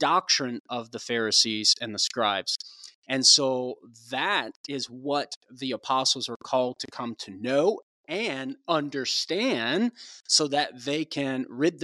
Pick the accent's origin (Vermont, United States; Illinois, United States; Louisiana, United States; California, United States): Louisiana, United States; Cajun; accent: Cajun; now in Tulsa, United States; You're bringing back my Cajun accent here